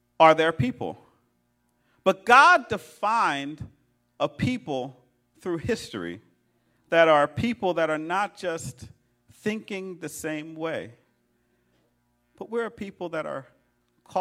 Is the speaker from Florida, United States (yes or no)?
no; Philadelphia, Pennsylvania, United States; I'm a Philadelphian, right? I'm from West Philly